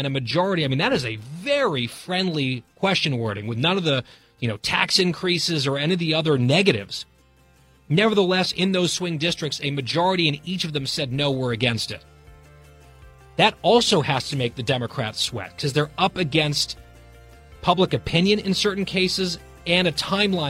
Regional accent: New Jersey, United States; now in Virginia, United States; New Jersey, my home state

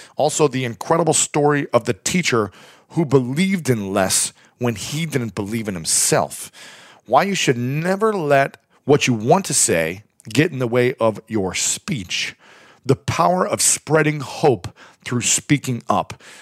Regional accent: Delaware, Ohio, United States; moved away; also born or lived in Columbus, Ohio; I grew up in Delaware, Ohio, lived in Columbus for many years

